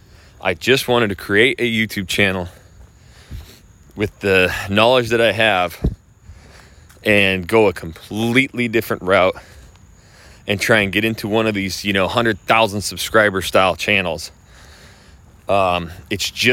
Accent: Idaho, United States; moved away; I am from Idaho.

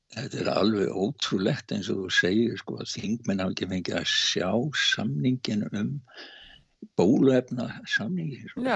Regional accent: Iceland

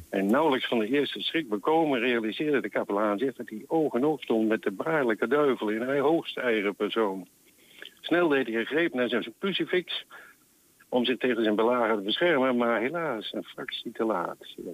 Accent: Netherlands; accent: mix of Deventer, Apeldoorn and Twents; Eh, ik ben geen Twentenaar geboren, dus ik spreek een hybride plat, zeg maar.

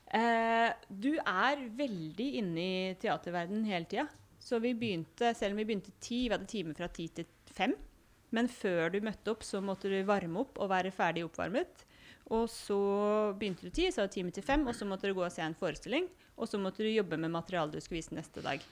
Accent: Hamar, Innlandet, Norway; moved away as an adult; also born or lived in Tromsø; now in Førde, Norway; jeg har vokst opp både i Tromsø og i Hamar

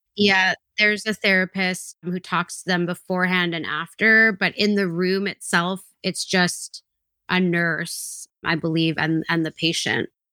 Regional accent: British Columbia, Canada; I grew up in British Columbia

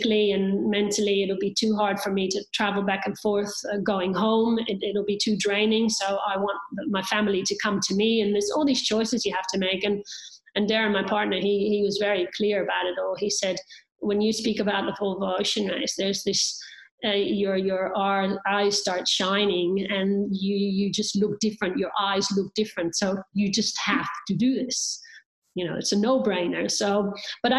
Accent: Netherlands; I'm finishing in my hometown where I could see my apartment from the finish line, being Dutch

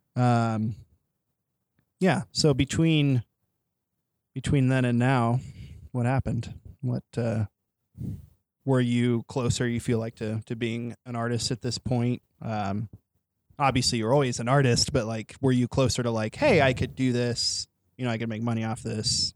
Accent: near Joplin, Missouri, United States; also born or lived in Springfield, Missouri; now in Joplin, United States; I didn't grow up in Joplin, but I grew up near Joplin

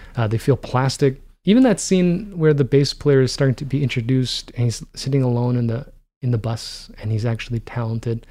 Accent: Toronto, Ontario, Canada; growing up in Toronto where, you know, the only thing that mattered was, uh, what was happening in Toronto.

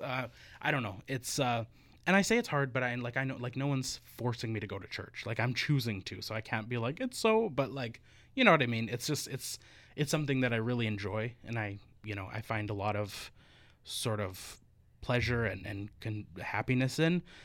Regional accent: Northern Alberta, Canada; moved away; also born or lived in Victoria; in Northern Alberta

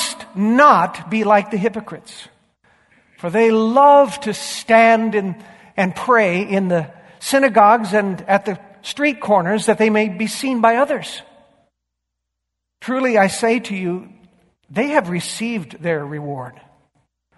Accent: Yakima, Washington, United States; I grew up in Yakima, on a wonderful little 3-acre alfalfa ranch

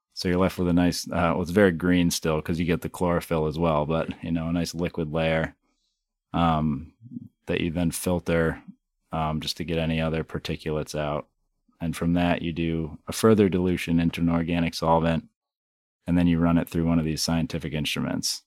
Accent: Hyde Park, Vermont, United States; I was, you know, born and raised in Vermont, just up the street here in, uh, Hyde Park on a, you know, sixth generation dairy farm

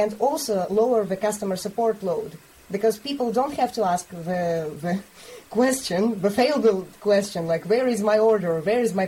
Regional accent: Bulgaria; I'm from Bulgaria

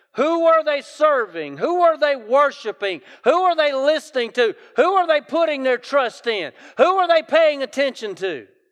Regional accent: South Carolina, United States; accent: Southern; I grew up in South Carolina, so it's good Southern dialect

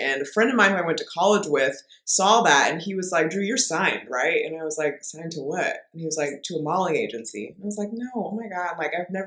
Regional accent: Bay Area, California, United States; I'm from the Bay Area

